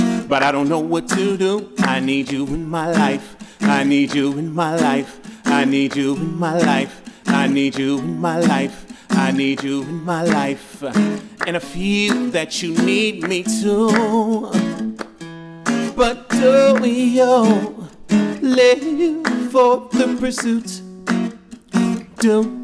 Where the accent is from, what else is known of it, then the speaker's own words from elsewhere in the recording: Charleston, South Carolina, United States; moved away; I'm from Charleston, South Carolina.